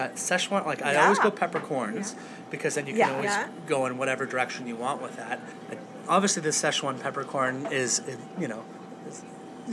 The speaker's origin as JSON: {"language": "English", "town": "Toronto", "region": "Ontario", "country": "Canada", "said": "I'm from Toronto"}